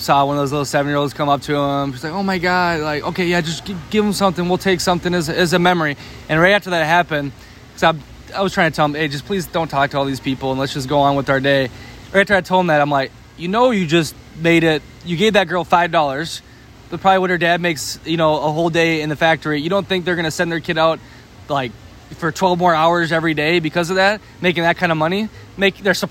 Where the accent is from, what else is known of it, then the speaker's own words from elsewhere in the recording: United States; we're a really friendly country